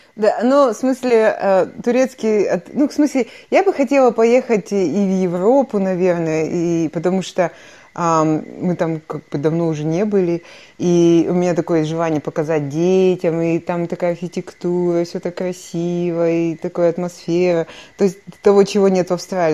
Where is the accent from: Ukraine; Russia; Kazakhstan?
Kazakhstan; Kostanay Region; moved away as an adult; прекрасная страна, в которой я выросла